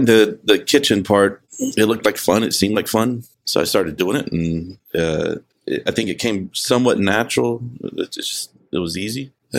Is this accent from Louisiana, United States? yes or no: yes; New Orleans, Louisiana, United States; Yeah, I grew up in New Orleans or outside, right outside. I was a military brat.